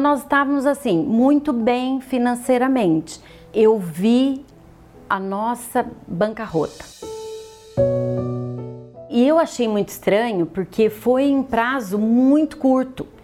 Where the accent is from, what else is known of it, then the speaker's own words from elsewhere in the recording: São João da Boa Vista, São Paulo, Brazil; born there; sou nascida em São João da Boa Vista, venho de uma família de classe média.